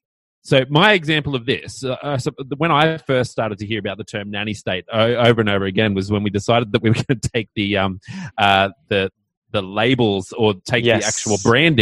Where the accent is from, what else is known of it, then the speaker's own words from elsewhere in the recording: Australia; I'm an Australian.